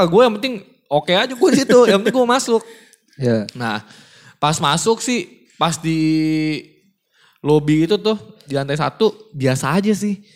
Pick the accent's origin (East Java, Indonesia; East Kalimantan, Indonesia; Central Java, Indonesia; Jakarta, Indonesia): Jakarta, Indonesia; Kan kita gede di Jakarta nih ya.